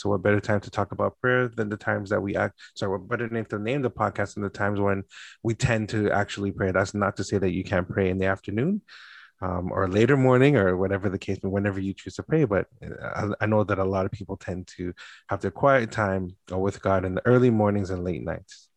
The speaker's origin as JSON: {"language": "English", "country": "Canada", "tie": "born or raised there", "said": "born and raised in Canada"}